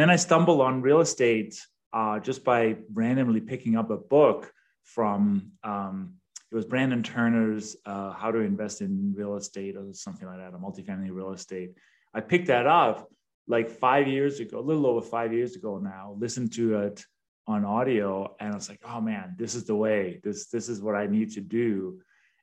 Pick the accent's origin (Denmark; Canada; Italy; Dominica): Denmark; English is a second language; moved away as an adult; also born or lived in London; now in United States; I was born and raised in Denmark, hence the name and the accent